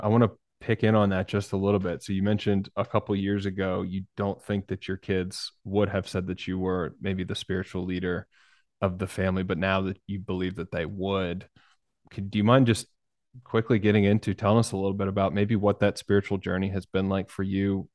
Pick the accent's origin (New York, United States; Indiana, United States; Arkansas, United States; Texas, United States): New York, United States; I was born in New York and I got a bunch of family in New York